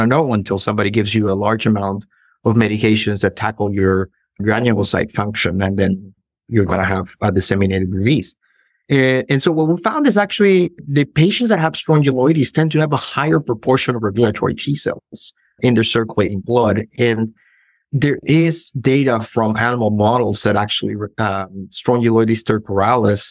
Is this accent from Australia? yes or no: no; northern Peru, Peru; moved away as an adult; also born or lived in Lima, Peru; now in Indiana, United States; I'm originally from Peru. I grew up in a beach town in the north of Peru, but then I moved to Lima